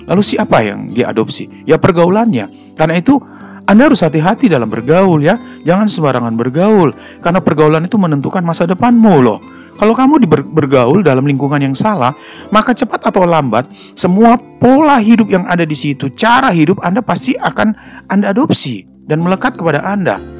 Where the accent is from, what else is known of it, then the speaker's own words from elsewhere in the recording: Surabaya, East Java, Indonesia; Saya ini arek Surabaya.